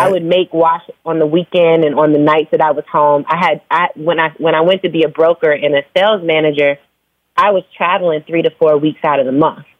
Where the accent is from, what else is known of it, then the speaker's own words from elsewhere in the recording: Phoenix, Arizona, United States; also born or lived in Virginia / New York; now in Atlanta, United States; I was born in Virginia. I was raised in Phoenix. I moved to Atlanta like 16 years ago, and mm. now I live between Atlanta and New York